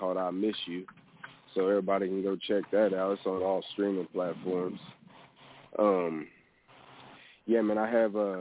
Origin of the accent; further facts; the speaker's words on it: Missouri, United States; now in Texas, United States; I'm not originally from Texas. I'm originally from Missouri